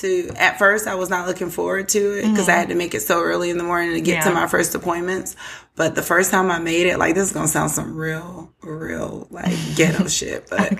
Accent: Atlanta, Georgia, United States; I'm from Atlanta.

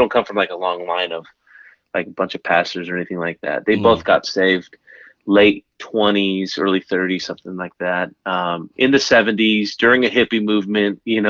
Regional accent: San Francisco, California, United States; born and raised in San Francisco, which means I'm not a bandwagon Warriors fan.

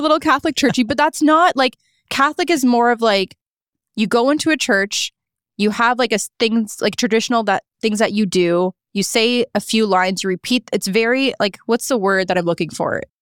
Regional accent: Niagara Falls, Ontario, Canada; also born or lived in St. Catharines; now in Toronto, Canada; I actually lived in Niagara Falls. I grew up there.

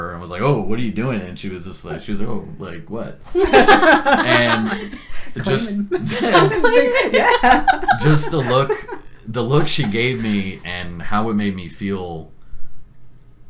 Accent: San Antonio, Texas, United States; also born or lived in Los Angeles; Born and raised in San Antonio.

